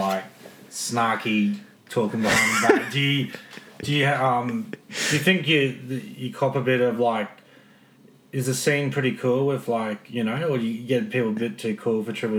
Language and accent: English; Brisbane, Queensland, Australia; I'm from Brisbane